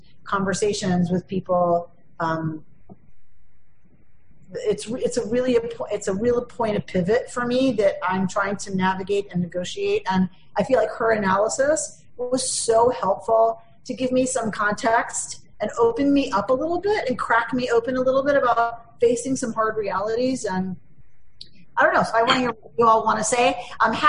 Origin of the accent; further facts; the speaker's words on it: United States; as an American liberal Democrat.